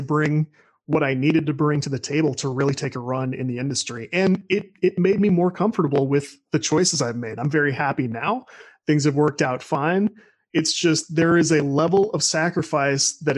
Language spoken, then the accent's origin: English; St. Louis, Missouri, United States; I'm from Greater St. Louis, Missouri